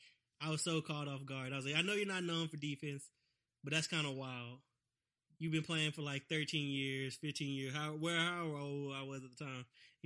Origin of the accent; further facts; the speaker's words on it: Dallas, Texas, United States; now in San Antonio, United States; since I moved to San Antonio later, obviously, but I'm originally from Dallas area